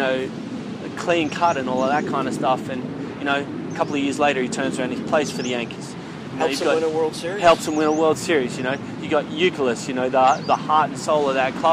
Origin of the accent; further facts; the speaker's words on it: Australia; now in South Korea; Played rugby, you know, growing up in Australia